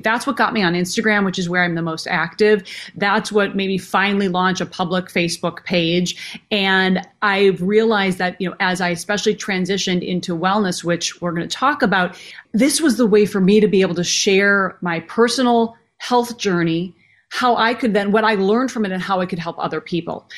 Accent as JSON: {"language": "English", "town": "Minneapolis", "region": "Minnesota", "country": "United States", "tie": "born or raised there", "said": "growing up in Minneapolis. So I literally grew up backstage"}